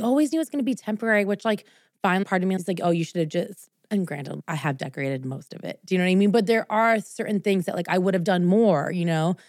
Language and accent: English; New Jersey, United States; moved away as an adult; now in Los Angeles, United States; New Jersey was because I felt like since that's where I grew up